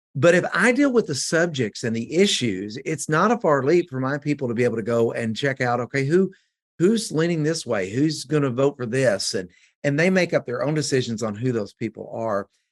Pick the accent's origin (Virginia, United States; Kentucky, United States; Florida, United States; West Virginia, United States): Kentucky, United States; West; now in Georgetown, United States; I come from West Kentucky